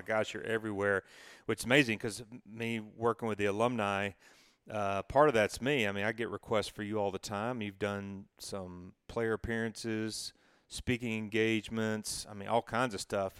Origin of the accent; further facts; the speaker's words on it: Knoxville, Tennessee, United States; when I was growing up in Knoxville